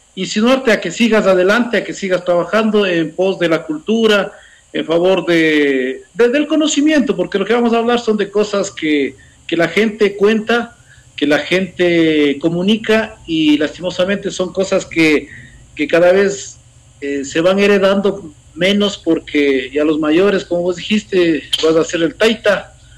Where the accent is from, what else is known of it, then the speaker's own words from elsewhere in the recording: Cotacachi, Imbabura, Ecuador; also born or lived in Putumayo / Intag; soy de aquí, de Imbabura, en la provincia de Imbabura, en el norte del Ecuador, en el cantón Cotacachi. Eh, tengo 47 años, eh, siempre he vivido aquí en Imbabura